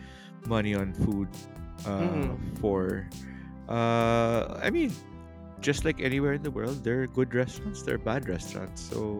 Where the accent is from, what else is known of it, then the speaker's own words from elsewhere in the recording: Manila, Metro Manila, Philippines; growing up in Manila